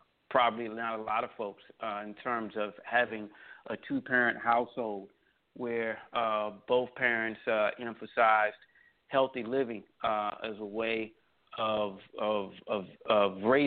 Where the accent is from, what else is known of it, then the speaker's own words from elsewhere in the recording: Washington, District of Columbia, United States; also born or lived in Tallahassee, Florida; I was born in Tallahassee, Florida, lived most of my life in the Washington, D.C. area